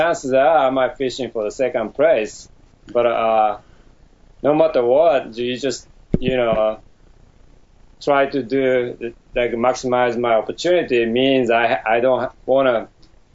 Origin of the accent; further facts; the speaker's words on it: Tokyo, Japan; moved away as an adult; now in United States; I was born in Tokyo, Japan